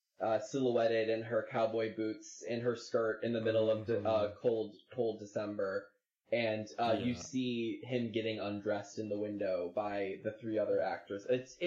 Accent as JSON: {"language": "English", "country": "United States", "said": "as an American"}